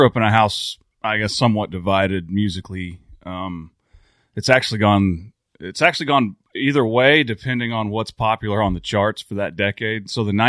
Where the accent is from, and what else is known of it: McLoud, Oklahoma, United States; born or raised there